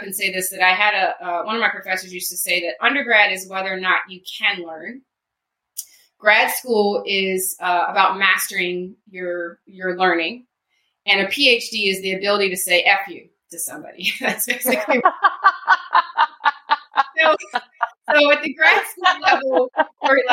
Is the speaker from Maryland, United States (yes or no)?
yes; Baltimore, Maryland, United States; I grew up in Baltimore, so my mall was either the Mall of Columbia, White Marsh Mall